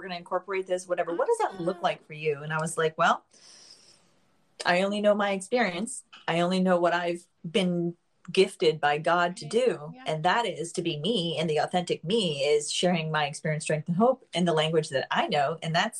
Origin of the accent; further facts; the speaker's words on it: Miami Beach, Florida, United States; Miami. I won't